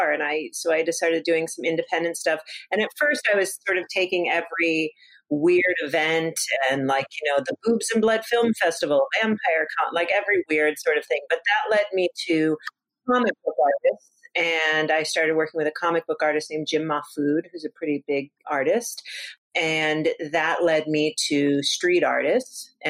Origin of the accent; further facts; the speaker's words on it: Los Angeles, California, United States; also born or lived in New York; I grew up in Los Angeles.